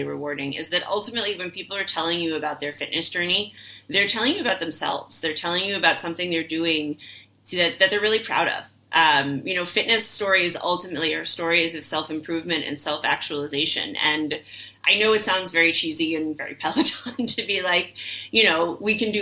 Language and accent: English; New York City, New York, United States; I'm a New Yorker through and through, like born and raised.